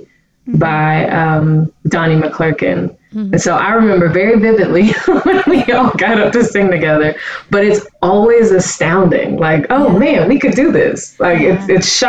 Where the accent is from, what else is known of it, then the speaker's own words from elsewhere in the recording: Pittsburgh, Pennsylvania, United States; I am originally from Pittsburgh, Pennsylvania